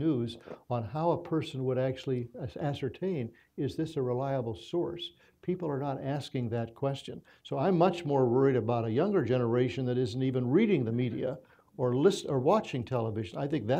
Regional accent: Minnesota, United States; born there; I was born in Minnesota. I love coming here.

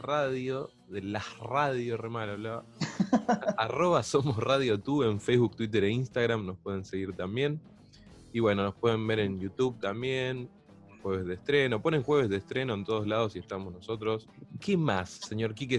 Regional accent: Pilar, Buenos Aires Province, Argentina; somos de Pilar

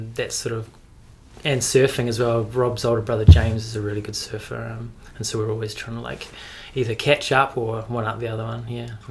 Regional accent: Mount Maunganui, Bay of Plenty, New Zealand; also born or lived in Omokoroa; I'm from Mount Maunganui originally. Western Bay of Plenty, Omokoroa and Mount Maunganui, because my parents were separated when I was younger

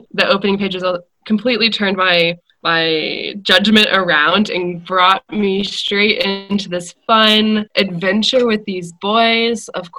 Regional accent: Indiana, United States; moved away as an adult; also born or lived in Europe; I'm originally from Indiana and moved to Europe after university.

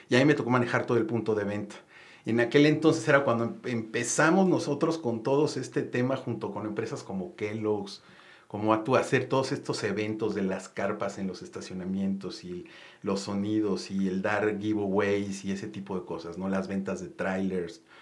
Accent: Mexico City, Mexico; also born or lived in Monterrey / Chiapas; Eh, bueno, yo soy originario de la Ciudad de México. Eh, estudié, eh, vivimos en Monterrey, de repente por el trabajo de papás papás nos movimos a Chiapas, a Monterrey, eh, pero estudié principalmente aquí en la Ciudad de México

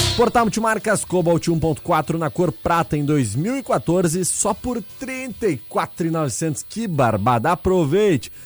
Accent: Gaúcho, Rio Grande do Sul, Brazil; pra nós, gaúchos

